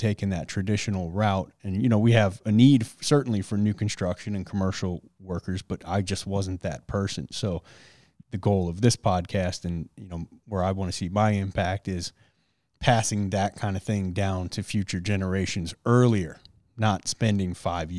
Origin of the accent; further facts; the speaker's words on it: Detroit, Michigan, United States; I grew up in Detroit in the city